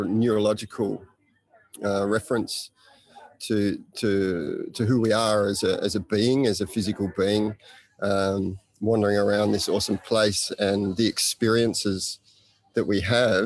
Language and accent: English; Australia; now in Bali, Indonesia; I'm an Australian living and working in Bali at Green School Bali